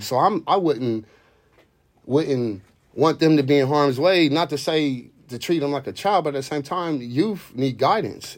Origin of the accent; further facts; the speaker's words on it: Columbus, Ohio, United States; also born or lived in Youngstown, Ohio; I grew up in the Linden area. I'm originally from Youngstown.